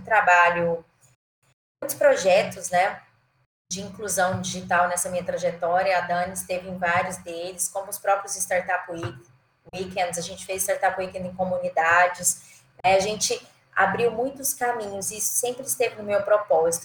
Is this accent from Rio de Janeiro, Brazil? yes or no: no; Goiânia, Goiás, Brazil; also born or lived in Jataí / São Paulo / Maranhão; eu sou de Goiânia, né? Na verdade sou de Jataí, mas morei a vida toda em Goiânia, Jataí interior de Goiás